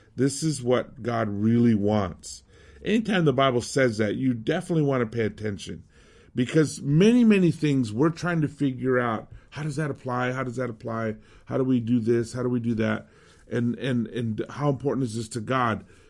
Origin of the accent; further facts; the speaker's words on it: Southwest, United States; moved away as an adult; also born or lived in Mexico City; growing up in the Southwest, Hispanic